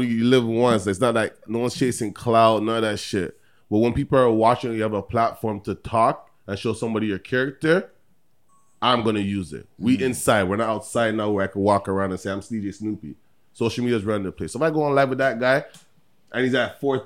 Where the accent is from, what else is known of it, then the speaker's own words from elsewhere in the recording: Toronto, Ontario, Canada; I was born in Canada, Toronto